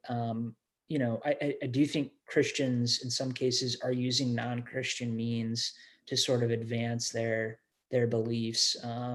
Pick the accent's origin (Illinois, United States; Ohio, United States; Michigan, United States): Ohio, United States; Bellefontaine; now in Indiana, United States; growing up in Ohio